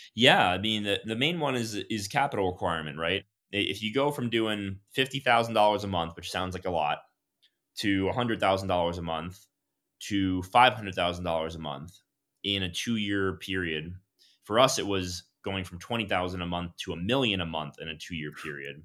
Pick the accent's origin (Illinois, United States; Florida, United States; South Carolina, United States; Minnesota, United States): Florida, United States; Miami; I'm from South Florida, from Miami